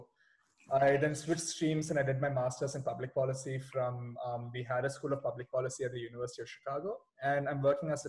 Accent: Hyderabad, Telangana, India; moved away; I'm from Hyderabad.

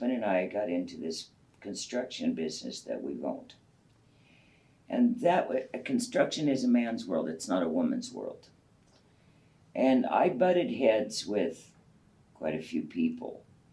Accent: Montague, United States; I was raised out in Montague

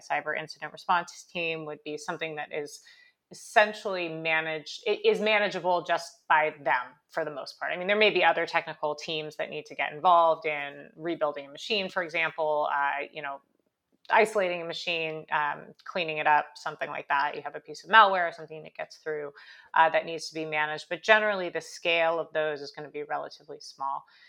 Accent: California, United States; moved away as an adult; now in New York, United States; I grew up in California, I went to school in New York, I'm mostly a New Yorker at this point

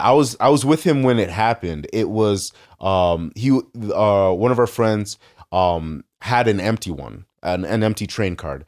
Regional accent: United States; as an American

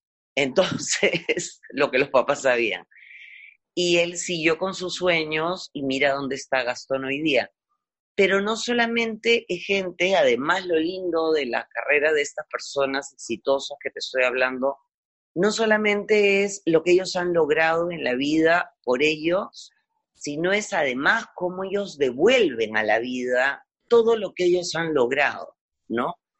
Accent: Peru; born or raised there

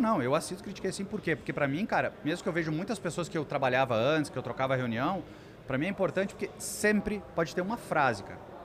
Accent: Lajeado, Rio Grande do Sul, Brazil; eu venho do interior do Rio Grande do Sul, uma cidade chamada Lajeado

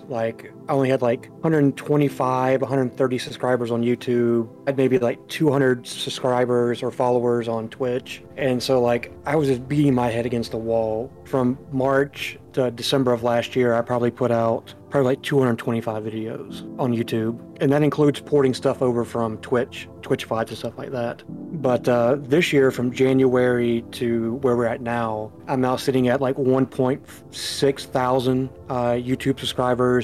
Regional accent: United States; I'm from the United States. I live on the east side of the United States

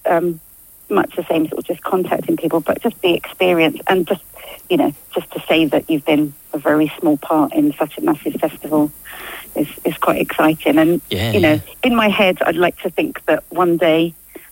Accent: Gants Hill, East of England, United Kingdom; originally from Essex, from Gants Hill, proud

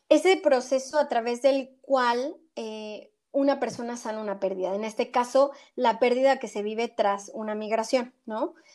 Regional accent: Mexico; moved away as an adult; also born or lived in Argentina; now in Spain; soy orgullosamente mexicana igual que tú, inmigrante también, eh, yo vivo en España

